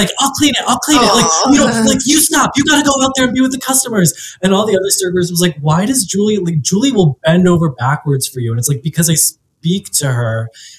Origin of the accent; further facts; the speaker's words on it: New Jersey, United States; I mean, I grew up in Jersey. So it's like Italian Central.